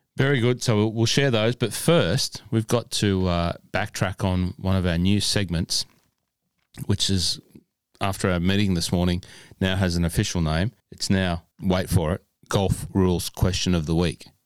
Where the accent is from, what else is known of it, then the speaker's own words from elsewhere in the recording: Cessnock, New South Wales, Australia; I grew up in Cessnock